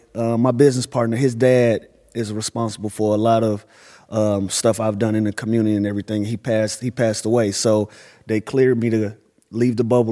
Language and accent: English; Atlanta, Georgia, United States